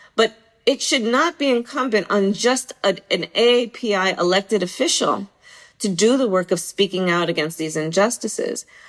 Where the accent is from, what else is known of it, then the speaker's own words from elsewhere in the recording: Bay Area, California, United States; being from the Bay Area and growing up in the Bay Area